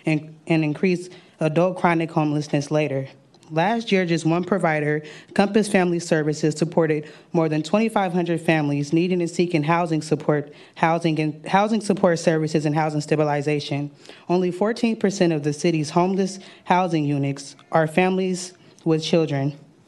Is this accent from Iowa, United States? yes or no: no; San Francisco, California, United States; growing up in San Francisco, born and raised in San Francisco